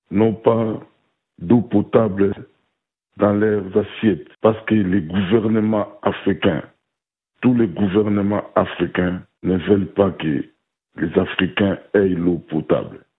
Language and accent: French; DR Congo; chez nous, à la République démocratique du Congo